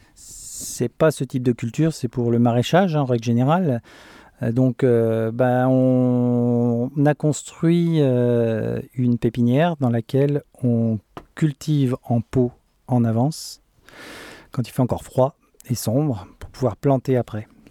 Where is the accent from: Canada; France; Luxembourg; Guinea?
France; moved away as an adult; now in Sweden; on est français